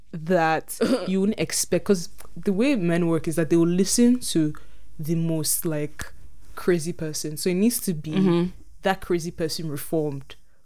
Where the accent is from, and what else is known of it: Nigeria